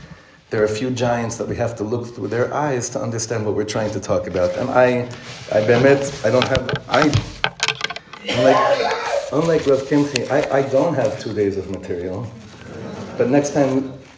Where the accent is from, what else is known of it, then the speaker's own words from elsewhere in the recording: Ra'anana, Central District, Israel; moved away as an adult; now in Efrat, Israel; I grew up in Ranana.